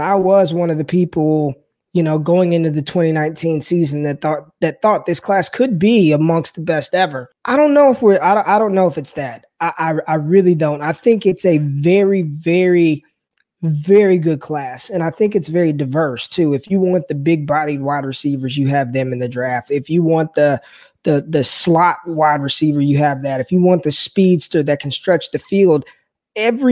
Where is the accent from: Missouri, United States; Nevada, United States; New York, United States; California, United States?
Nevada, United States; Las Vegas; moved away as an adult; now in Dallas, United States; I grew up in Las Vegas.